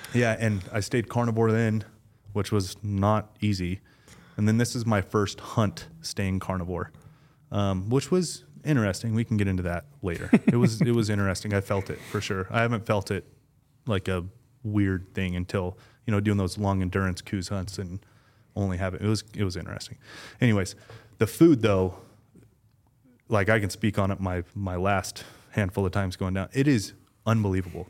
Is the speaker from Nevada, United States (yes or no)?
yes; Las Vegas, Nevada, United States; I was born and raised in Vegas